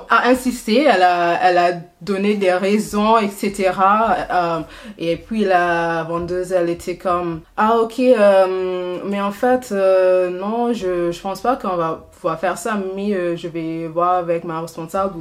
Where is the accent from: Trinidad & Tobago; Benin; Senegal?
Trinidad & Tobago; French is a second language; moved away as an adult; now in France; j'ai fait jusqu'à euh, mon M2 à Trinity et Tobago